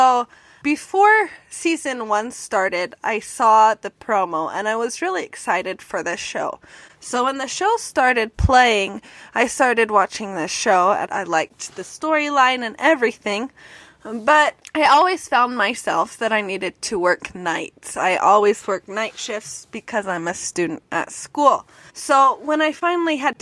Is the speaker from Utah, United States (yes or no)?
yes; Utah, United States; I am from the exotic state called Utah.